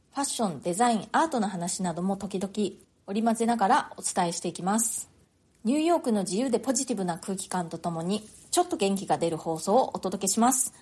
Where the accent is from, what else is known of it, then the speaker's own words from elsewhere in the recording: Japan; moved away as an adult; now in New York, United States; 私は日本で生まれ育ったので